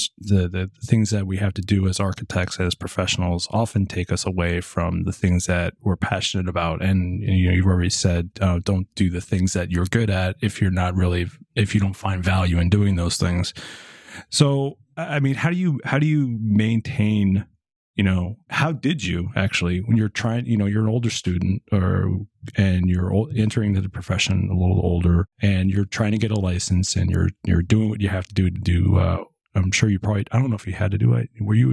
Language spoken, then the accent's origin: English; New Jersey, United States; I mean, I'm from Jersey and since you listen to the podcast, you pretty much know how I sound like. I don't sound like I'm from New Jersey.